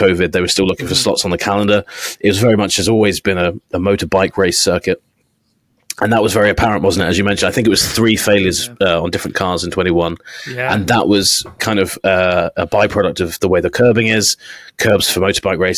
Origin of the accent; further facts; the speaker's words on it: England, United Kingdom; I'm English